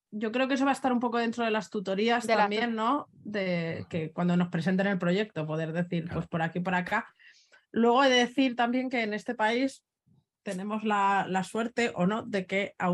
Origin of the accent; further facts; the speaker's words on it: Barcelona, Catalonia, Spain; aquí también somos de Barcelona